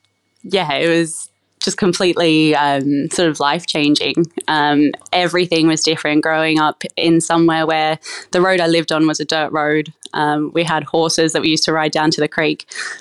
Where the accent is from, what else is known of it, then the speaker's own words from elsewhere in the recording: Toowoomba, Queensland, Australia; So I grew up in a small country town called Toowoomba up in Queensland. I grew up in a big family